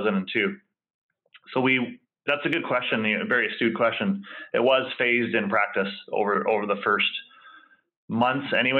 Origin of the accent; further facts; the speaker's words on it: West Coast of Vancouver Island, British Columbia, Canada; I came from the West Coast of Vancouver Island